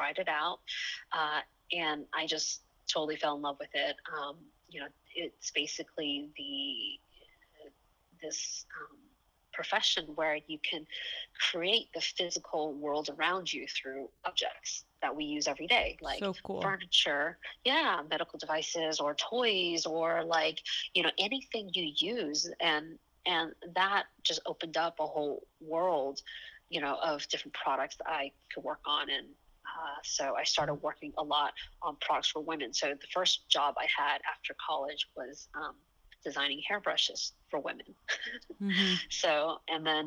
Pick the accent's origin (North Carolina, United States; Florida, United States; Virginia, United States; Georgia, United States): Georgia, United States; Atlanta; moved away as an adult; also born or lived in Taiwan; now in San Francisco, United States; I was born in Taiwan, and my whole family moved to the States when I was 6 years old. And I actually grew up in Atlanta, Georgia